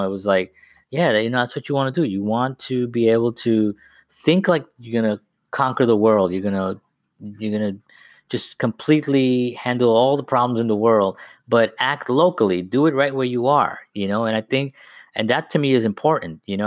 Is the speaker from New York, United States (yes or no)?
yes; New York City, New York, United States; moved away as an adult; now in Bayonne, United States; I grew up in the South Bronx